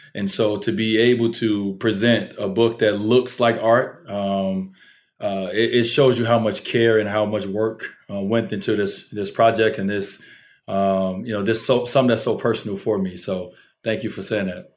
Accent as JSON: {"language": "English", "town": "Chicago", "region": "Illinois", "country": "United States", "tie": "born or raised there", "said": "the complex, uh, that I grew up in on Fifty Ninth and, and Prairie"}